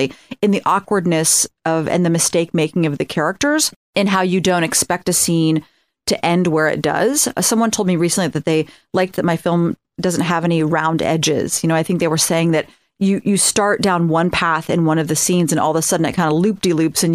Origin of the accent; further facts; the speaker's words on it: Ohio, United States; I'm from Ohio.